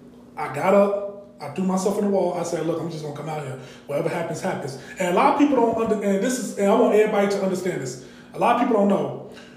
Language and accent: English; Chicago, Illinois, United States; now in Atlanta, United States; I'm originally from Chicago.